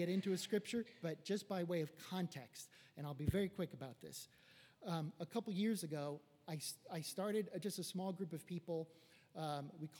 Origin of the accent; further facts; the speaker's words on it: Los Angeles, California, United States; I was raised here in West Los Angeles